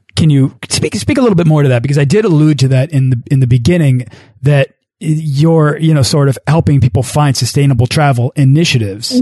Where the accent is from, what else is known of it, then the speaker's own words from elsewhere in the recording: United States; as an as an American